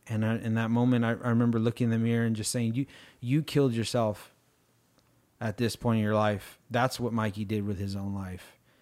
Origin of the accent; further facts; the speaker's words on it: United States; I'm too American